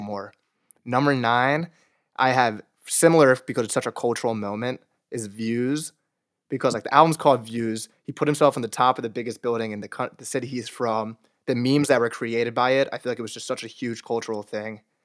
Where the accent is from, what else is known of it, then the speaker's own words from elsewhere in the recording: New Jersey, United States; I'm from New Jersey